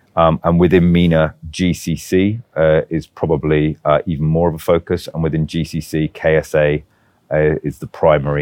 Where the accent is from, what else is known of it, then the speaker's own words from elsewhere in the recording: United Kingdom; moved away; So although I'm British, this is an Arabic, yeah, Arabic agency.